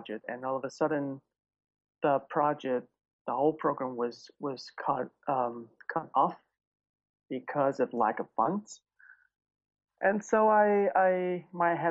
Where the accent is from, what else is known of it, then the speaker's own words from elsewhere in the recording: Venezuela; moved away as an adult; now in United States; I was born and raised in South America. And my family is Sicilian. And I was born in Venezuela